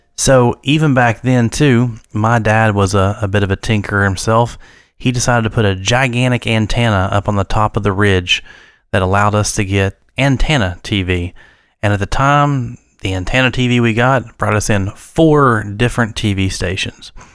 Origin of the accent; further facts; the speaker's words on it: United States; I grew up in Wayne County